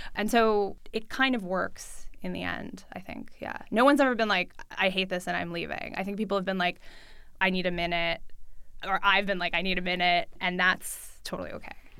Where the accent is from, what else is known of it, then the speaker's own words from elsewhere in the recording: New York City, New York, United States; first language Russian; English is a second language; I grew up in New York City. I grew up with my mom. I went to public school. I speak Russian at home uh, with my family. I learned English in school